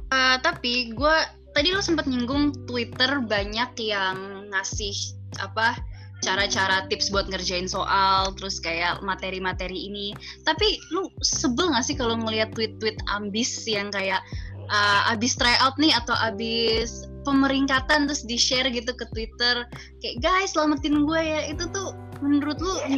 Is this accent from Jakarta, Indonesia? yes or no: yes; Jakarta, Indonesia; moved away as an adult; now in Depok, Indonesia; Gue asalnya dari Jakarta dan gue sekarang lagi menetap di Depok untuk kuliah